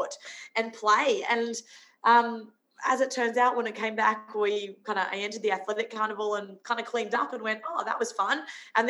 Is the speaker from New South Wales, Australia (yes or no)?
no; Brisbane, Queensland, Australia; also born or lived in Sunshine Coast, Queensland; But I was a Queenslander. So I grew up in Brisbane and then moved to the sunny coast.